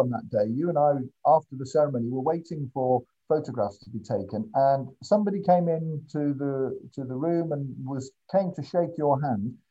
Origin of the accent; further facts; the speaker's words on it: Birmingham, West Midlands, United Kingdom; now in Northampton, United Kingdom; I'm originally from Birmingham.